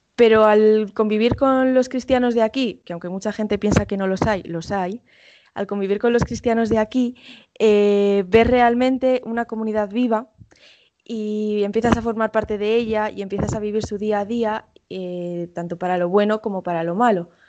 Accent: Spain; moved away; yo soy española 100%

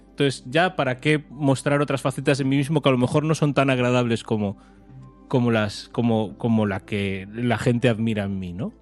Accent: A Coruña, Galicia, Spain; nosotros somos de Coruña

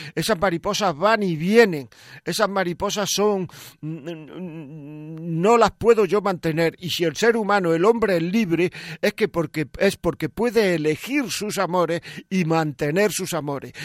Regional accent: Granada, Andalusia, Spain; Yo, yo no soy de Montejica, soy de Granada, pero mis cuatro abuelos eran de Montejica

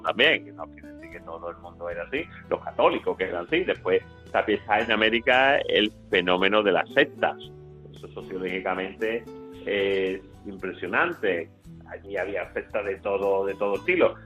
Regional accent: Spain; also born or lived in Peru; como eran españoles igual que nosotros

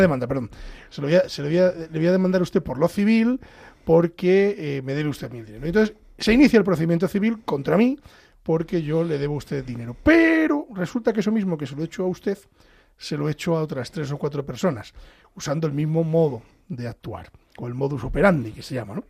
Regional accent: Pedro Bernardo, Castile and León, Spain; en mi pueblo, en Pedro Bernardo

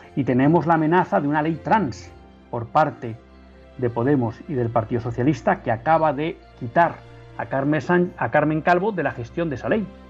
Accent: Spain; como católicos y como ciudadanos españoles

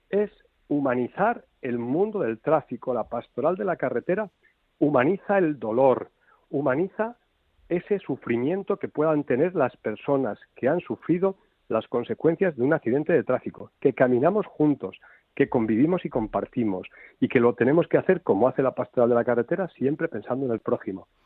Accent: Castile, Spain; Dicho esto, porque tú y yo somos castellanos, Fernando es gallego, pero tú y yo que somos castellanos

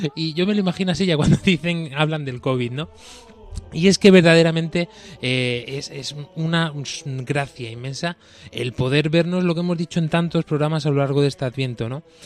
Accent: Andalusia, Spain; now in Murcia, Spain; de mi tierra, de Andalucía, del sur de España

